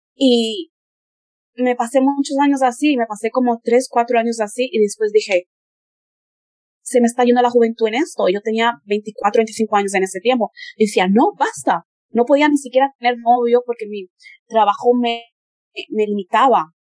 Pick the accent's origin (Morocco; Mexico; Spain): Spain; first language Spanish; moved away as an adult; also born or lived in Brazil; desde que yo nací en Brasil, mi madre me llevó a España, entonces empecé la escuela y toda la cosa en España desde que yo era un bebé